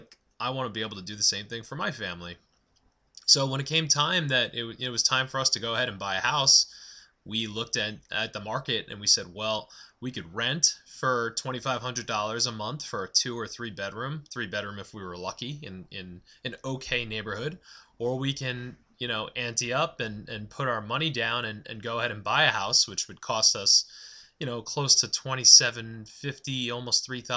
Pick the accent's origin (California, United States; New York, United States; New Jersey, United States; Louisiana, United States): New York, United States; Massapequa Park; I grew up on Long Island.